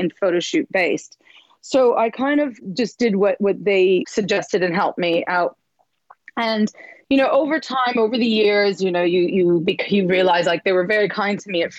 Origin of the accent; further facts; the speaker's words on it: Montreal, Quebec, Canada; moved away as an adult; now in London, United Kingdom; I'm from Montreal, which is in the east side of Canada in the French bit